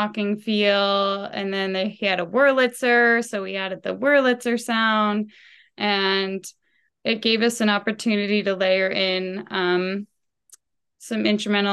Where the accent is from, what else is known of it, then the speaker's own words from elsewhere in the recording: Portsmouth, New Hampshire, United States; moved away; I'll be getting to play in my hometown